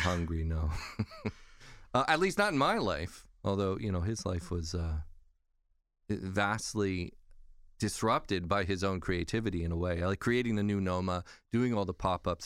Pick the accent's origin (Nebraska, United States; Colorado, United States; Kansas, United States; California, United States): California, United States; now in New York, United States; we're both from California. We're both Californians in exile. here in New York